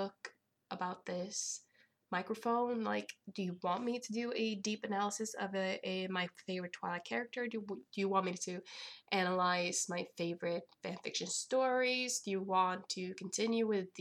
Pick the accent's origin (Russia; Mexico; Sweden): Sweden; I am from Sweden